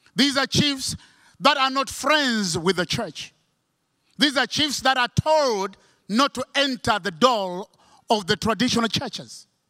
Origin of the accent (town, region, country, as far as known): Malawi